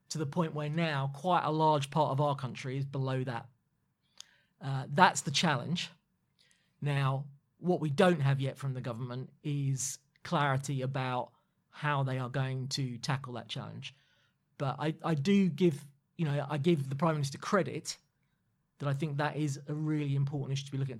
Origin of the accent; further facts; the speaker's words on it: London, United Kingdom; as a Londoner